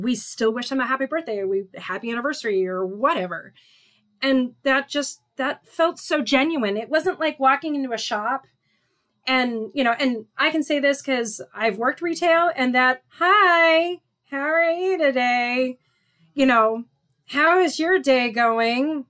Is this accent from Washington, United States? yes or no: yes; Seattle, Washington, United States; we're both from Seattle area